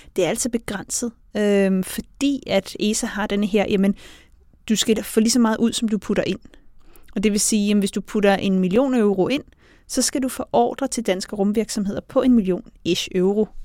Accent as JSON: {"language": "Danish", "country": "Denmark", "said": "jeg kommer fra Danmark"}